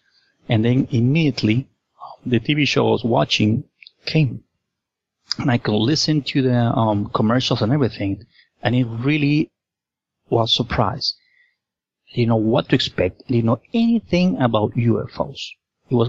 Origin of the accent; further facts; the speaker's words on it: Lima, Peru; I was born and raised in Lima, Peru